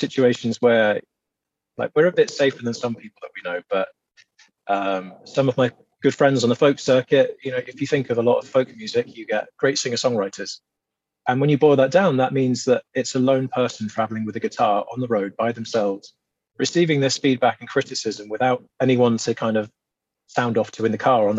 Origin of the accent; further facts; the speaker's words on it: England, United Kingdom; we're both from the South